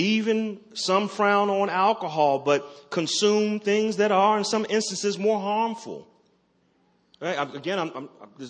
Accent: Baltimore, Maryland, United States; I'm from Maryland, from Baltimore

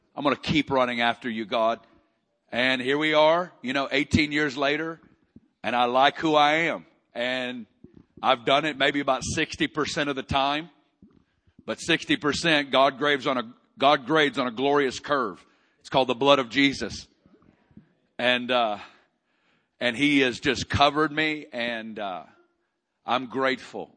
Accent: Arkansas, United States; moved away; I'm, I'm originally from Arkansas

